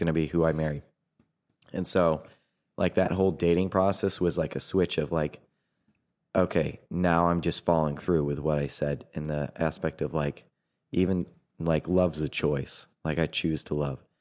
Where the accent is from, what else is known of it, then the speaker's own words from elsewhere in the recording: New Hampshire, United States; moved away as an adult; also born or lived in Brazil; now in Indiana, United States; I'm originally from New Hampshire.